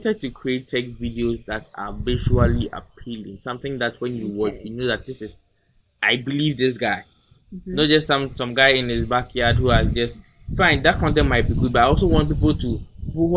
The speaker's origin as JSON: {"language": "English", "country": "Ghana", "said": "being a Ghanaian"}